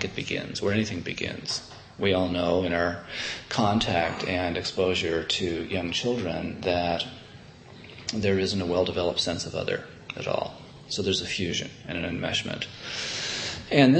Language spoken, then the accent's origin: English; Canada; moved away; as a Canadian